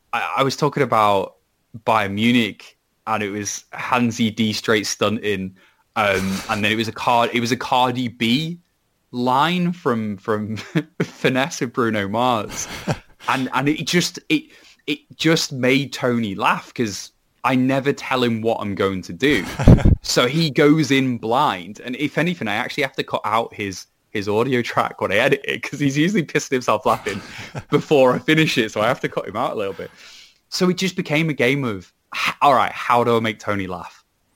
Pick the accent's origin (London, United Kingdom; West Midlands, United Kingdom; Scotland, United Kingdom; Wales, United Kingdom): Wales, United Kingdom; even though I am a Welshman despite my accent.